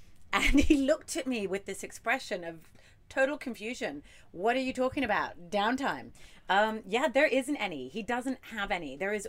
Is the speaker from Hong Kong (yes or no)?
yes; Hong Kong; accent: mermaid accent; also born or lived in Dubai; I was born in Dubai and grew up in Hong Kong. Hong Kong was a British colony. So I sort of grew up feeling culturally a little bit more British, albeit Hong Kong British